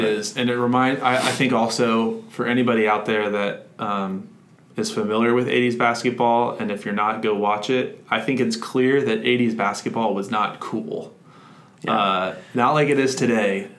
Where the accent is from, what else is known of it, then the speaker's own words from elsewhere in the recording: Orlando, Florida, United States; I grew up in Orlando